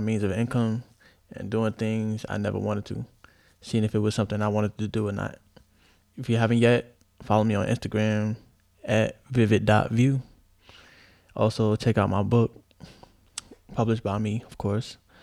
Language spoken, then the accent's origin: English; New York City, New York, United States; also born or lived in Chicago / Japan; I'm from Chicago, raised in the Bronx